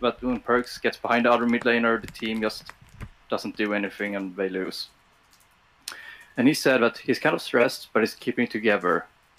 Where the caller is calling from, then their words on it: Sweden; I'm calling from Sweden.